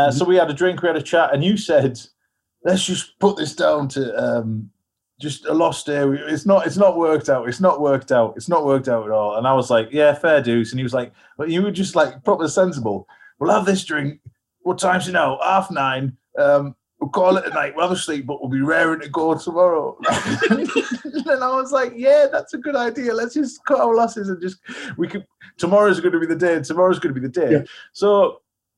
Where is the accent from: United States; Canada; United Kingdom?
United Kingdom; England; from England